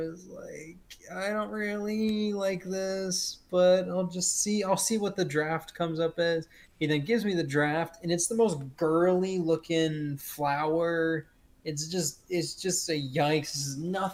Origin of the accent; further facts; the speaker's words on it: Texas, United States; I'm not only American, I'm also Texan.